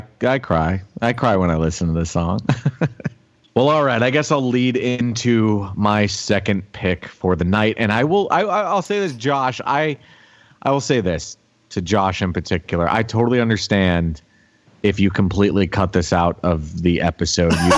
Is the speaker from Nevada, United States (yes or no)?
no; Florida, United States; I grew up in Florida